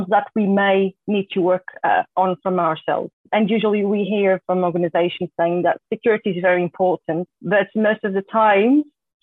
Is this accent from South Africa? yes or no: no; Portugal; moved away as an adult; now in Netherlands; I was born and raised in Portugal, and more than three years ago, I moved to the Netherlands